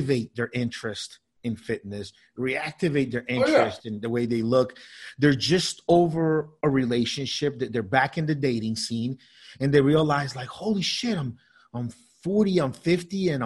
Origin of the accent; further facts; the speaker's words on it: United States; also born or lived in South America; we moved to the States when I was nine years old